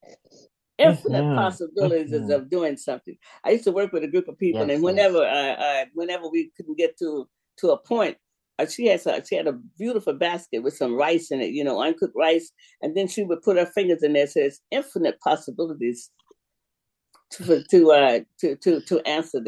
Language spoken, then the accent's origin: English; Sanford, Florida, United States; moved away; also born or lived in Jacksonville, Florida / West Coast, United States; Sanford. I was raised in Sanford, born in Jacksonville